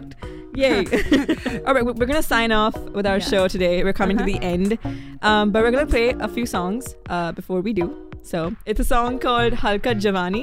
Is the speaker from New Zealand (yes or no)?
no; India; now in United States; I'm Indian